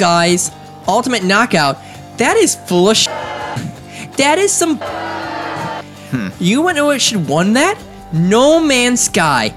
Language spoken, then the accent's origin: English; United States; I am 100% red, white, and blue. I'm an American.